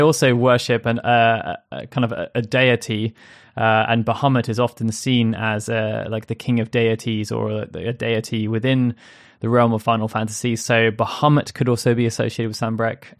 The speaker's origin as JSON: {"language": "English", "region": "England", "country": "United Kingdom", "said": "I, as an English person"}